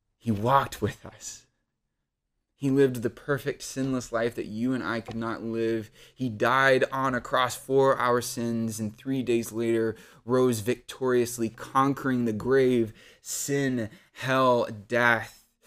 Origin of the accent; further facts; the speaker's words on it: Odessa, Texas, United States; I grew up in Odessa, Texas